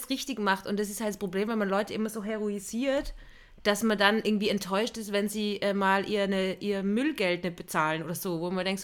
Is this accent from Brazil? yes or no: no; Austria; Ich bin Österreicherin